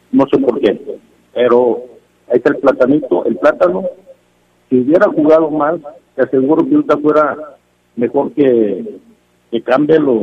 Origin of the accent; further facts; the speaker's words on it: León, Guanajuato, Mexico; Eh, y soy leonés como no te imaginas.